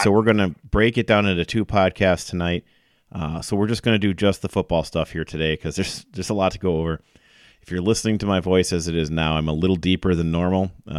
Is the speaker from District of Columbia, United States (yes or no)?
no; Stevens Point, Wisconsin, United States; I am from Stevens Point. I am from Central Wisconsin.